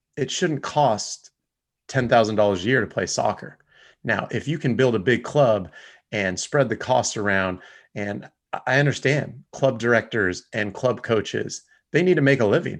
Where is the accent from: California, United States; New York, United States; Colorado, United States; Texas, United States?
California, United States; Rancho Cucamonga; I grew up in Rancho Cucamonga area